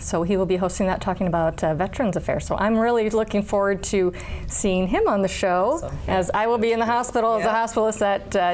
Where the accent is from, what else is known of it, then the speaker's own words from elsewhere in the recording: Inwood, Iowa, United States; moved away as an adult; now in Brookings, United States; I'm originally from Inwood, Iowa, and actually this August marked 10 years of living here in Brookings